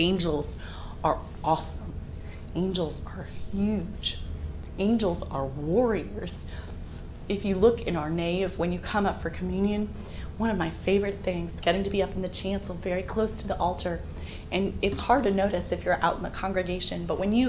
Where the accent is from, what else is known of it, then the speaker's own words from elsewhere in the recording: Western Pennsylvania, United States; I grew up in Western Pennsylvania